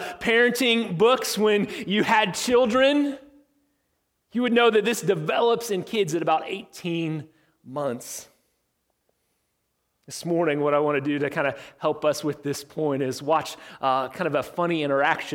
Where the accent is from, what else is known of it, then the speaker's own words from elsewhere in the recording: Illinois, United States; I was growing up in Illinois, in my little farming town that I grew up